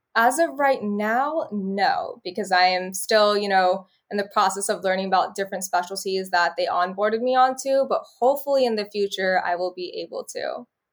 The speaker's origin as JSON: {"language": "English", "town": "Bakersfield", "region": "California", "country": "United States", "said": "So I was from Bakersfield, California"}